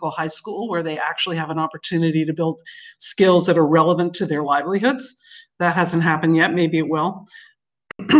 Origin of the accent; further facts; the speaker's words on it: New York City, New York, United States; moved away as an adult; growing up in New York City